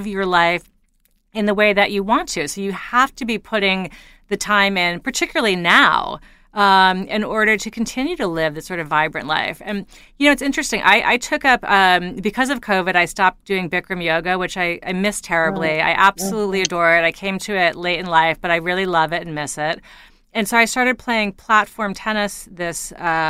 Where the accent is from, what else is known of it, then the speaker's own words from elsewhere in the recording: New York City, New York, United States; I grew up in New York City